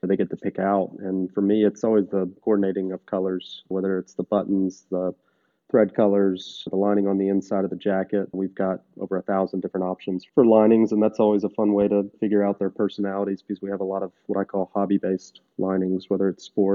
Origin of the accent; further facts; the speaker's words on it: Nashville, Tennessee, United States; I was from Nashville, born and raised